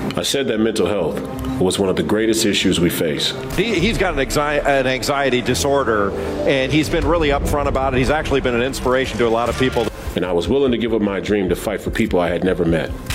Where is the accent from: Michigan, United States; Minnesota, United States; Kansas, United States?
Minnesota, United States; Minneapolis; I'm a fifth generation Minnesotan and a product of the Twin Cities